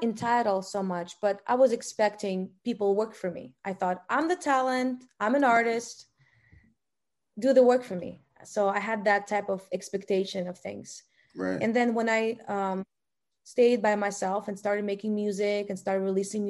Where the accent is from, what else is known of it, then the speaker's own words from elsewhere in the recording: Russia; English is a second language; I was born in Russia